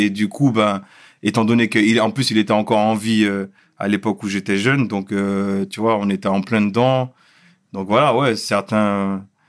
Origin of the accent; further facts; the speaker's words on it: Schoelcher, Martinique; moved away as an adult; also born or lived in Créteil / Fort-de-France / Le Carbet; now in Paris, France; j'ai grandi euh, toute mon enfance et adolescence en Martinique. Après, j'ai glissé à Paris pour mes études.